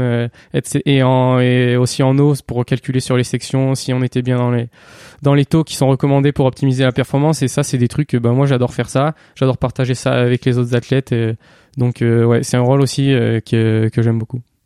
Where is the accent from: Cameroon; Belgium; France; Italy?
France; Cantal, Auvergne-Rhône-Alpes; j'ai grandi dans le Cantal